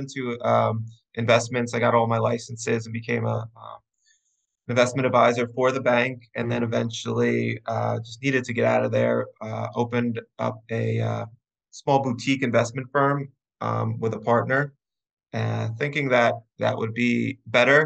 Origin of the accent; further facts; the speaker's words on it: Long Island, New York, United States; I'm from Long Island, New York. I grew up out east by the beach